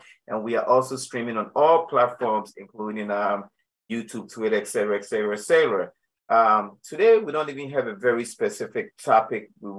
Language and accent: English; Ghana; well, being a Ghanaian African that I am, all yams are not the same.